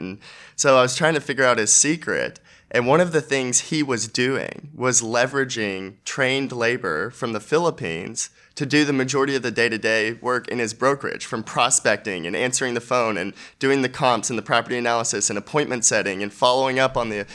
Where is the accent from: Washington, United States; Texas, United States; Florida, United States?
Texas, United States; Dallas-Fort Worth Metroplex; I'm from the Dallas-Fort Worth Metroplex